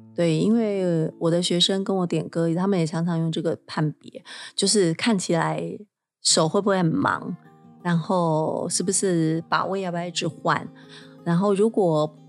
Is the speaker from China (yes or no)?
no; Taiwan; 在我们台湾这边